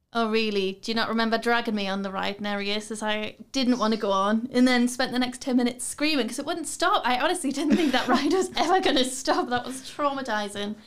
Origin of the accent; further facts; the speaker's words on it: Newcastle upon Tyne, North East England, United Kingdom; I'm from Newcastle. I've, I've never left here